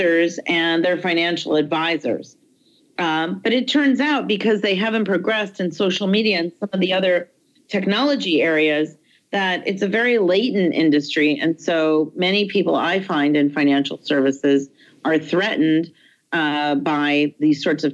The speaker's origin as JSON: {"language": "English", "town": "Detroit", "region": "Michigan", "country": "United States", "moved": "yes", "said": "I'm from Detroit"}